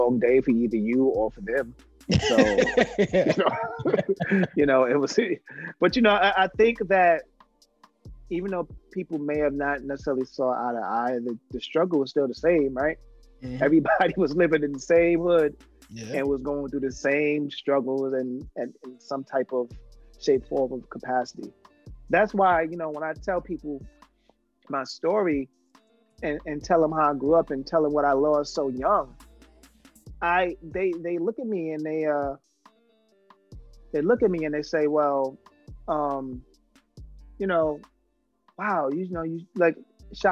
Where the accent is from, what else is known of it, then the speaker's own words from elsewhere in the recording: New York City, New York, United States; now in Atlanta, United States; growing up in the Soundview section of the Bronx